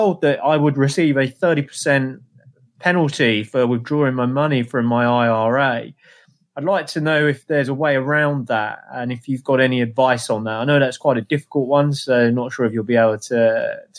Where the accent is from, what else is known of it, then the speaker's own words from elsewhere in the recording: England, United Kingdom; now in New York, United States; I'm an English guy in New York